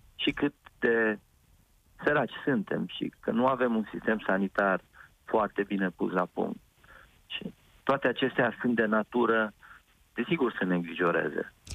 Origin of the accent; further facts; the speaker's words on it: Orăștie Mountains, Hunedoara County, Romania; locurile de unde sunt eu născut, din Munții Orăștie